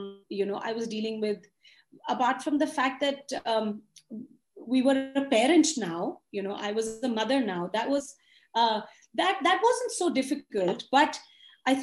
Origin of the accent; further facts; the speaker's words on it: Chandigarh, India; moved away as an adult; also born or lived in London; I went home in Chandigarh